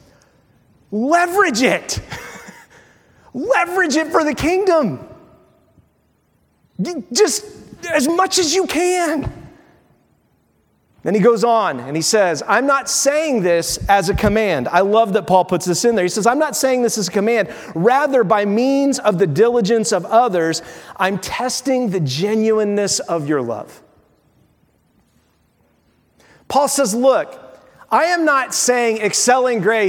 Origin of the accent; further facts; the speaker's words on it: Windfall, Indiana, United States; My soul was put in a body with two parents, Neil and Sue, in a little town in Windfall, in Indiana, in the United States